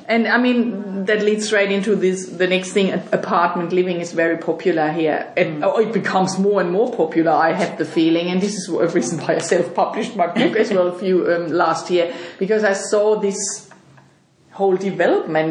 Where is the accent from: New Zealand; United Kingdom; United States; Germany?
Germany; moved away as an adult; now in Sydney, Australia; I'm from Germany